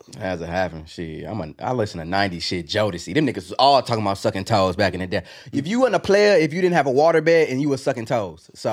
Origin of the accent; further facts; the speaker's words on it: Texas, United States; I'm from Texas